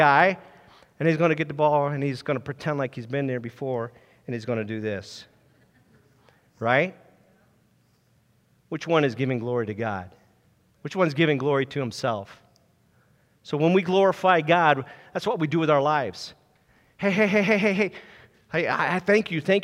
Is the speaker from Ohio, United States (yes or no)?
yes; Ohio, United States; also born or lived in Lancaster, Pennsylvania; my parents at age 4, we moved out to Ohio, and I became a Buckeyes fan. And then I graduated from Jackson High School